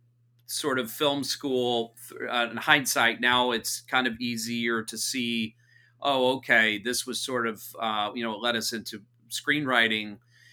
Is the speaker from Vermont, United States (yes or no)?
no; Santa Cruz, California, United States; also born or lived in Orange County / Los Angeles; I was born in the Bay Area. So part of our, born in Santa Cruz. So we were raised half Santa Cruz, half in Southern California. So in and around Orange County, LA.